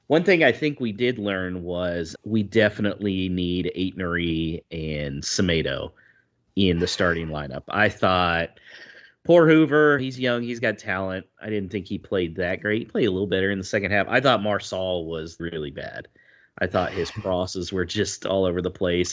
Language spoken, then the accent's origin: English; United States; moved away; as an American out here